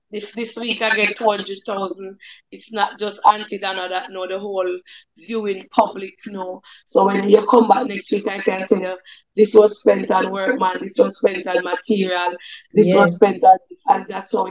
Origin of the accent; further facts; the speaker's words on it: Jamaica; also born or lived in Red Hills, St. Andrew, Jamaica; I grew up in St. Andrew, St. Catherine. That's in Above Rocks